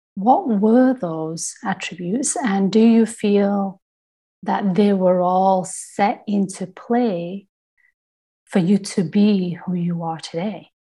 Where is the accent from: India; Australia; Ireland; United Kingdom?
United Kingdom; I'm from Britain